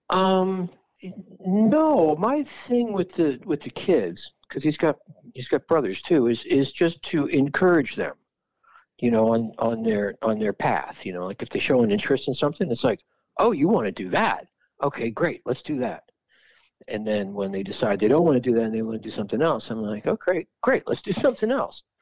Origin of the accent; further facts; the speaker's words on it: Philadelphia, Pennsylvania, United States; also born or lived in Bethlehem, Pennsylvania; growing up was Philly.